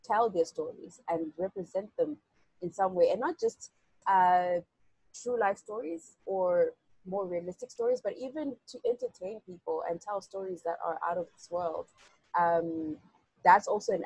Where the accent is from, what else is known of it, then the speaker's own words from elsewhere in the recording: Zimbabwe; I'm a young woman from Zimbabwe